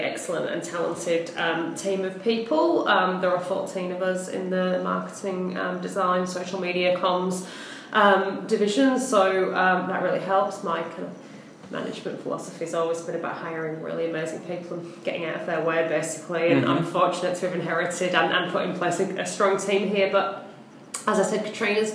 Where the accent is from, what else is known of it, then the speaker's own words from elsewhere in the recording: Hull, Yorkshire and the Humber, United Kingdom; moved away as an adult; now in Melbourne, Australia; I'm from a little town in the north called Hull originally